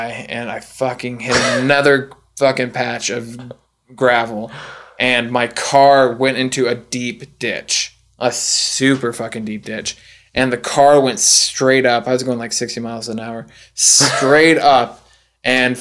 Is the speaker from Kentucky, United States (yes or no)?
yes; Kentucky, United States; I grew up in Kentucky, so you had these straight roads for fucking miles